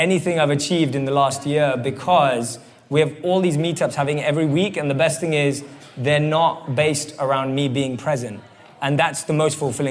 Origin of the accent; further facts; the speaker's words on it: London, United Kingdom; moved away; I grew up and born and raised in London